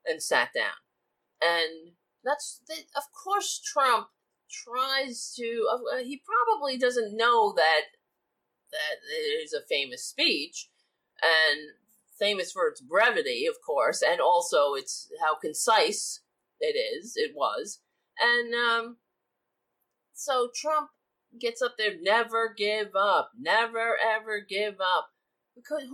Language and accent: English; New York City, New York, United States; I grew up on Staten Island, so it's the only Republican borough in New York